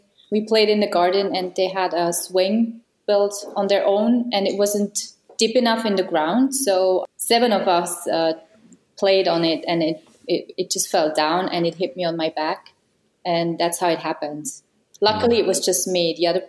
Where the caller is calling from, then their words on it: Kriens, Lucerne, Switzerland; Hello, I'm here in Kriens in Switzerland.